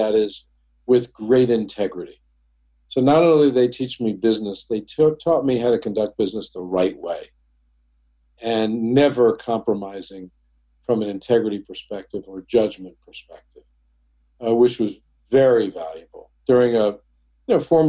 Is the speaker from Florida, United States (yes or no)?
no; Oceanside, New York, United States; also born or lived in Brooklyn, New York; I grew up in a town called Oceanside